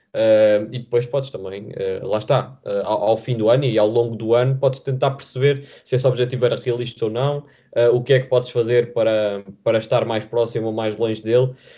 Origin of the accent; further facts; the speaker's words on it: Vila Nova de Famalicão, Norte, Portugal; moved away as an adult; now in Lisbon, Portugal; apesar de eu estar a estudar em Lisboa, estar muitas vezes fora de Lisboa, porque eu sou de Famalicão